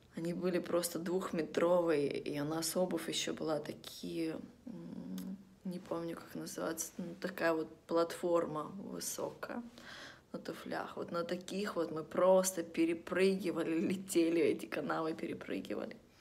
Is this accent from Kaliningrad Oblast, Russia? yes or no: no; Vladivostok, Primorsky Krai, Russia; moved away; мы из Владивостока, это один из таких городов, где после того, как стемнело на улицу выходить, вообще не стоит.